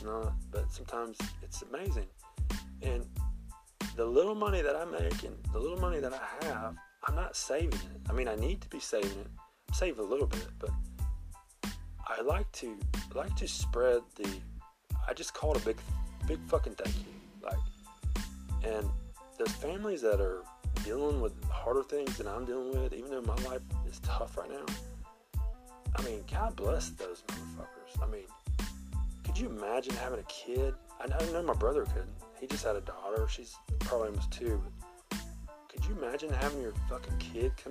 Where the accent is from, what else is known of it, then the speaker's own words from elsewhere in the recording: Memphis, Tennessee, United States; I'm from Memphis